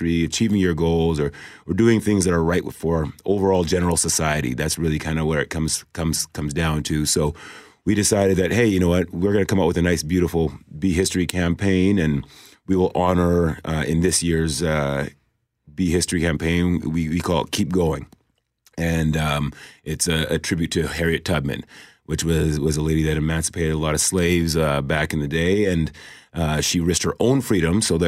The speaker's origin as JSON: {"language": "English", "town": "Winnipeg", "region": "Manitoba", "country": "Canada", "tie": "born or raised there", "said": "I grew up in South St. Vitale"}